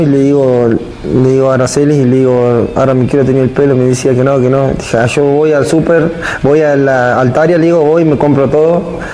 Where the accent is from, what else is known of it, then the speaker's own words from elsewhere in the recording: Santa Fe, Argentina; moved away as an adult; now in Mexico; allá en Santa Fe donde yo soy